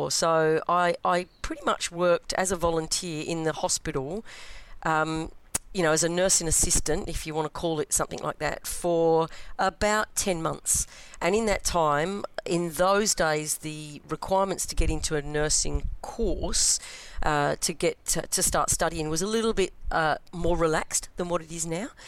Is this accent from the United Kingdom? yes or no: yes; London, United Kingdom; moved away as an adult; also born or lived in Melbourne, Australia; now in Perth, Australia; So I was brought up in East London mm. and I moved to Australia when I was 22. Uh, and uh, lived in Melbourne for a while first, for about the first nine years, and live in beautiful sunny Perth now